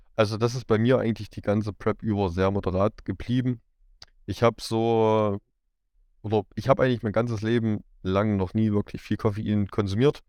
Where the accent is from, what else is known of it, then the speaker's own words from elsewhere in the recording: Erfurt region, Thuringia, Germany; Ich komme so aus Erfurt, in der Region Erfurt